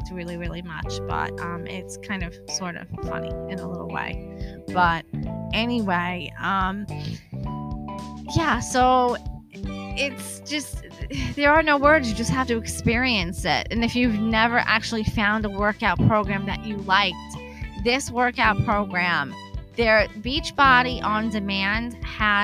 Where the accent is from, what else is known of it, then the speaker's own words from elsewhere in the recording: New Jersey, United States; I'm from New Jersey